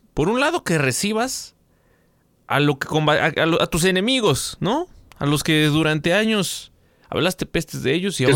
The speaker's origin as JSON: {"language": "Spanish", "country": "Mexico", "said": "como mexicanos"}